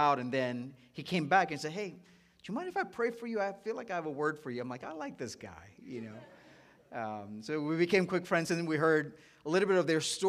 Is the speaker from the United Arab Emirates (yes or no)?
yes; Dubai, United Arab Emirates; moved away as an adult; also born or lived in India; now in United States; I'm originally from India, so I love seeing that being the nation that's really marked up for Dove. And I was born in India, but I grew up in the Middle East in Dubai.